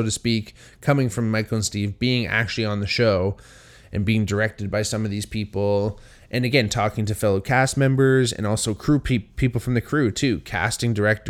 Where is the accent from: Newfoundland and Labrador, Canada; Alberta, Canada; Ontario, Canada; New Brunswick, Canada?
Ontario, Canada; Hamilton; I think growing up where I grew up here in Hamilton, it's a very Italian town.